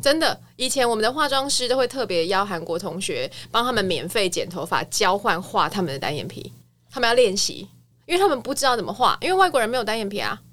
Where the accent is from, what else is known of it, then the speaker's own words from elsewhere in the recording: Kaohsiung, Taiwan; moved away as an adult; also born or lived in United States; 我是高雄人